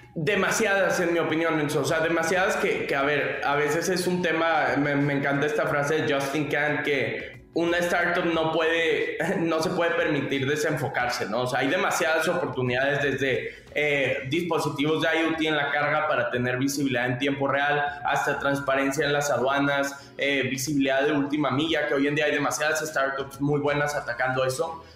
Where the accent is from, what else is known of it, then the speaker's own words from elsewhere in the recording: Monterrey, Nuevo León, Mexico; also born or lived in Palo Alto; yo soy de Monterrey, México, mi familia tuvo un outports pero tradicional por más de 20 años aquí en México